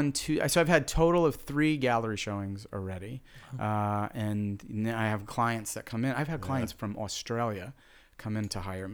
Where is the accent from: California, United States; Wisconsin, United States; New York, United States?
New York, United States; New York City; I'm literally Brooklyn, Queens, and Manhattan. So I'm like a New Yorker, and I'm an Italian New Yorker.